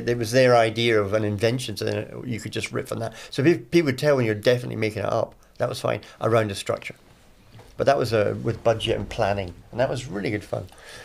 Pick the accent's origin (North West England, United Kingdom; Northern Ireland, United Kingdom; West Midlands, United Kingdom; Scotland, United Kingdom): Scotland, United Kingdom; Edinburgh; it's my hometown, Edinburgh